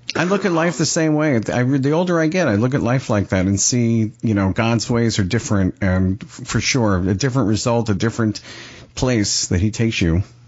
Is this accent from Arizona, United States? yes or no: no; Pompano Beach, Florida, United States; I'm from uh, Pompano Beach, Florida